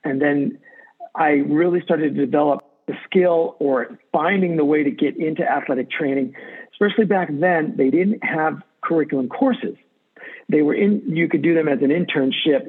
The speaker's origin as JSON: {"language": "English", "region": "Maine", "country": "United States", "tie": "born or raised there", "also_born_or_lived": "New York", "said": "I grew up in Maine, moved to Maine when I was eight years old from New York."}